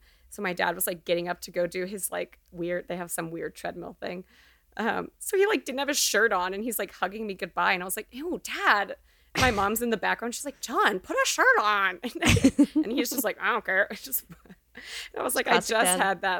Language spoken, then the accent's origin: English; Texas, United States; we love her, but we also know so many Jills from growing up in Texas.